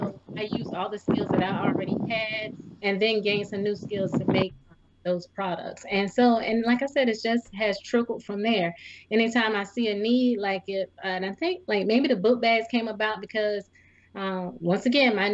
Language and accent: English; Clarendon County, South Carolina, United States; I'm from Clarendon County, so we used to have like the Striped Bass Festival